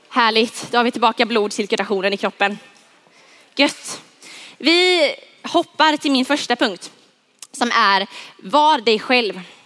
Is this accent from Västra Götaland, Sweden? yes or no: no; Huskvarna, Jönköping County, Sweden; Jag är uppvuxen, född och uppvuxen i Huskvarna.